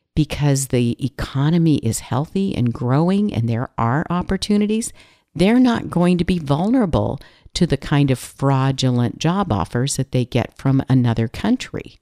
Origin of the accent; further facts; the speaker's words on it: California, United States; I'm from California